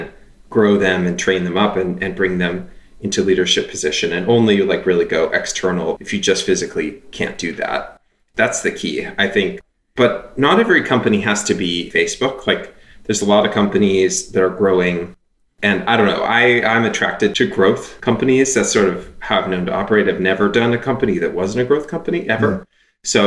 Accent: Canada; moved away; I'm Canadian. I grew up in Canada

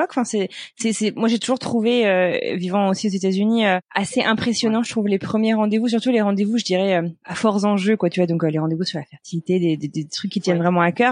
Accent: Les Sables-d'Olonne, Pays de la Loire, France; moved away as an adult; also born or lived in Paris; Alors je viens des Sables d'Olonne, c'est en Vendée

